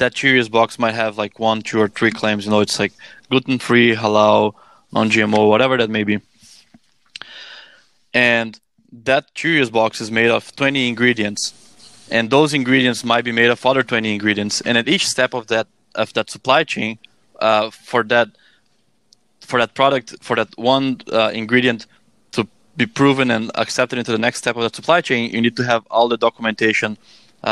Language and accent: English; Brazil; moved away as an adult; now in Canada; I am from Brazil, and in 2014, I moved to Canada.